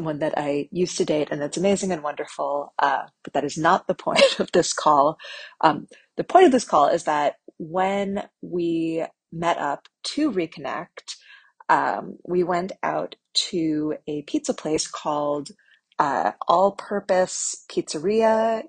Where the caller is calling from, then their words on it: New York, United States; I'm calling from New York.